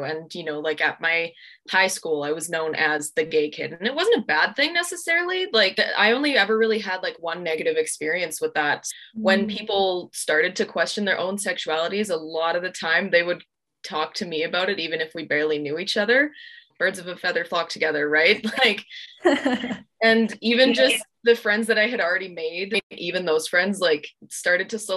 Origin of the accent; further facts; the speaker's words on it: Alberta, Canada; growing up in Alberta